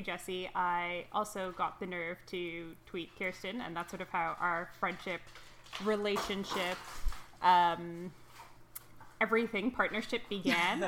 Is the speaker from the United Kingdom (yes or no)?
no; Toronto, Ontario, Canada; I was born and raised in Toronto